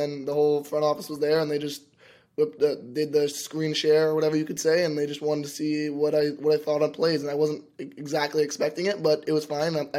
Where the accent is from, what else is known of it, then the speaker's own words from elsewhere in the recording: Ottawa, Ontario, Canada; I'm from Nepean, Ontario.